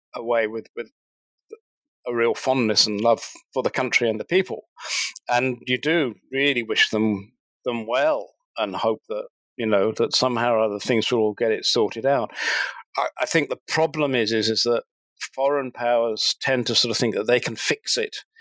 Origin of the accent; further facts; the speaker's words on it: United Kingdom; moved away as an adult; now in New Zealand; I'm actually British born, but I, have been living in New Zealand now since 2007.